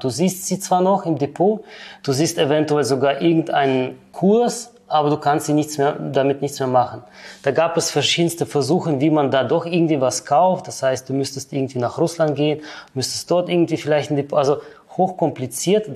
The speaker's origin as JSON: {"language": "German", "country": "Kyrgyzstan", "tie": "born or raised there", "also_born_or_lived": "Germany", "moved": "yes", "lives_now": "Switzerland", "said": "geboren in der ehemaligen Sowjetunion, ja, in Kirgistan, ausgewandert dann nach Deutschland und seit circa 13 Jahren bin ich dann in der Schweiz"}